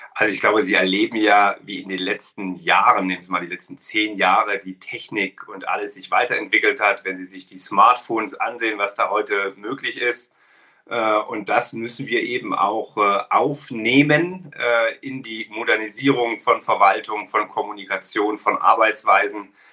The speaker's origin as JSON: {"language": "German", "town": "Ilmenau", "region": "Thuringia", "country": "Germany", "tie": "born or raised there", "said": "in meiner Heimatstadt in Ilmenau, äh, eine kleine Stadt in Thüringen"}